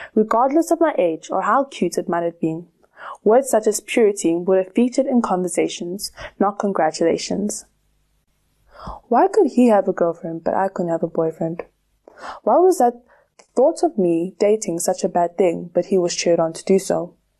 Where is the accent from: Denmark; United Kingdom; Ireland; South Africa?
South Africa; Growing up in South Africa